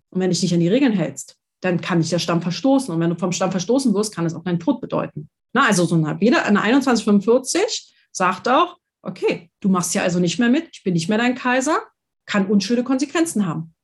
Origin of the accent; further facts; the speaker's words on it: Berlin, Germany; ich bin ja in Berlin zur Schule gegangen